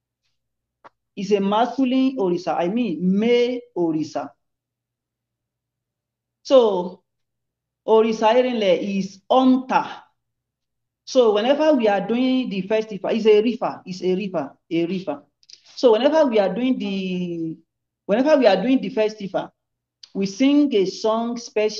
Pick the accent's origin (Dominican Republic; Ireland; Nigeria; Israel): Nigeria; Ilobu, Osun; I'm from Ilobu, Osun State, Nigeria